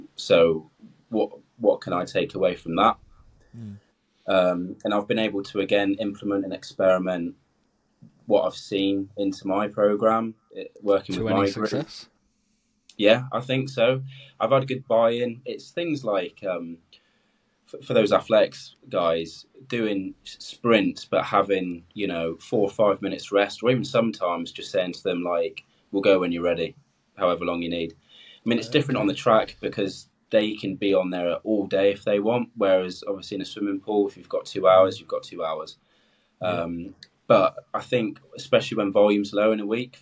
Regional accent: Cornwall, South West England, United Kingdom; moved away as an adult; also born or lived in Plymouth; now in Loughborough, United Kingdom; I grew up in Cornwall. I mean, I swam when I was younger in Plymouth. So coming to Loughborough, I have sort of left home

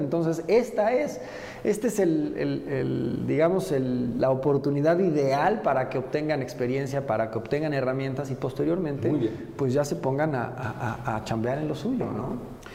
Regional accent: Puebla, Mexico; poblano nací y poblano me moriré y, yo me considero más poblano que, que cualquier poblano. Yo, yo aquí me he desarrollado toda la vida

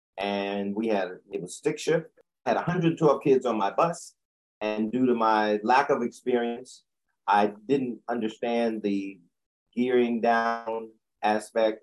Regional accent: Chapel Hill, North Carolina, United States; moved away as an adult; also born or lived in Washington, D.C. / New York; I'm originally from Chapel Hill, North Carolina. Born and raised

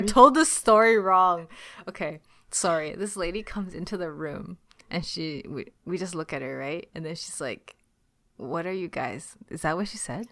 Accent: Ontario, Canada; accent: Canadian; also born or lived in China; I grew up in Chinatown

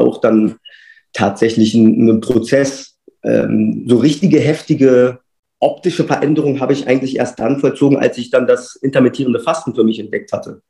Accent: Berlin, Germany; now in Freiburg, Germany; gebürtiger Berliner und aktuell lebe und wohne ich in Freiburg

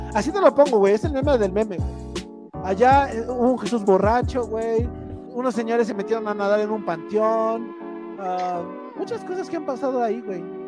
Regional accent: Tlaxcala, Mexico; soy de Tlaxcala

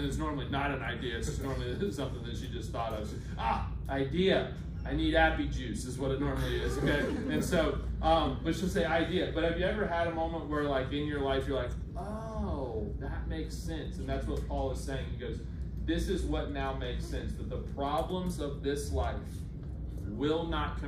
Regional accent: the South, United States; we're from the South

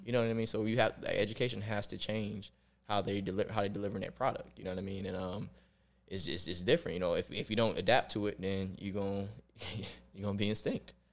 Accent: Rochester, New York, United States; I grew up in Rochester, New York

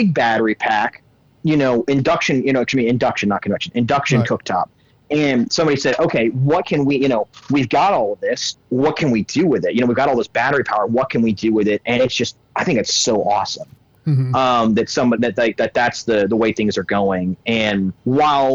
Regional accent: Illinois, United States; I grew up in Illinois. That's actually where I'm at right now

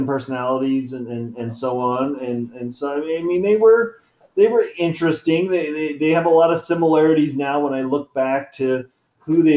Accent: Sacramento, California, United States; also born or lived in Penryn, California; I was born and raised in Sacramento. So we lived in South Sac

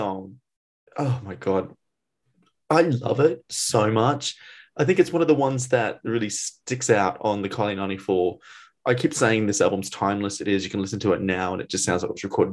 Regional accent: Australia; moved away; I'm from Australia

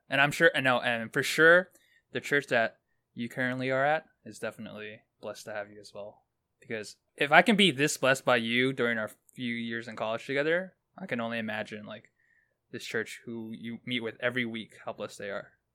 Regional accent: New York City, New York, United States; I grew up in Brooklyn

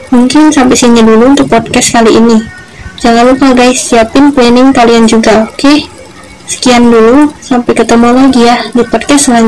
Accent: Pagar Alam, South Sumatra, Indonesia; lahir dan besar di Pagar Pagaralam, Sumatera Selatan. 22 Desember 2003.

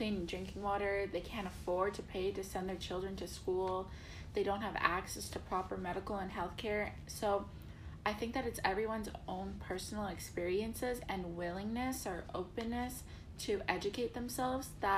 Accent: Toronto, Ontario, Canada; moved away as an adult; now in Kingston, Canada; I'm from Toronto, but I'm currently living in Kingston because I'm a student at Queen's University

